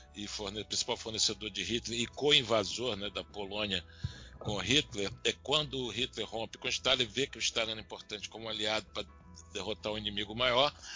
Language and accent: Portuguese; Bahia, Brazil; sou baiano